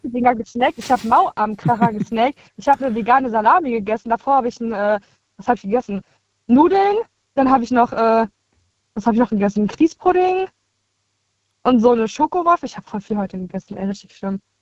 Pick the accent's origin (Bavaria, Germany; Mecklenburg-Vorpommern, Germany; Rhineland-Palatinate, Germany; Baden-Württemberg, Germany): Rhineland-Palatinate, Germany; Koblenz; ich komme aus Koblenz